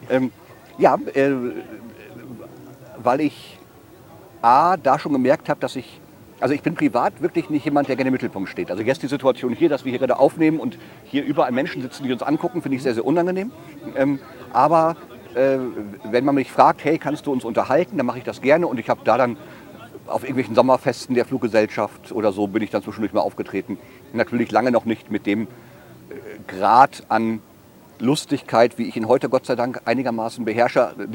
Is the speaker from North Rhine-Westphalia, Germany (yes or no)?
yes; Münster, North Rhine-Westphalia, Germany; also born or lived in Düsseldorf; mal für 20 Jahre nach Düsseldorf gezogen und dann aber wieder zurück nach Münster, weil äh, Münster ist meine Heimat und es gibt keinen einzigen Ort auf der Erde, an dem ich mich so zu Hause und wohlfühle wie Münster.